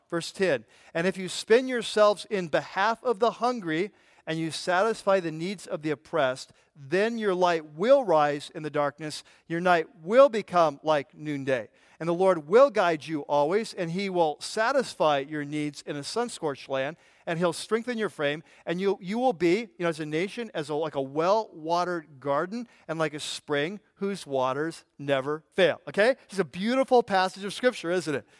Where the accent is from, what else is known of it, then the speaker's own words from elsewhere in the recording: United States; We're American, we're American Christian